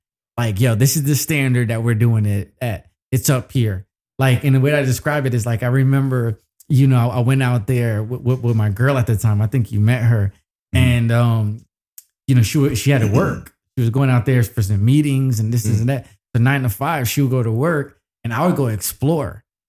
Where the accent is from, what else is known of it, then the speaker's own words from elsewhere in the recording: New York, United States; I'm from New York.